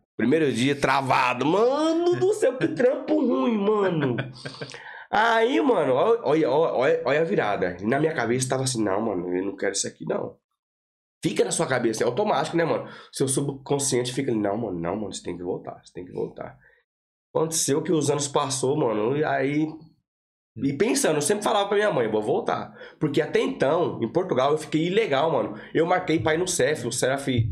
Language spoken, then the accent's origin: Portuguese; Rancharia, São Paulo, Brazil; moved away; also born or lived in Clones, Ireland; Sou do interior de São Paulo. Entendi. Rancharia, cidadezinha com 50 mil, 50 mil habitantes.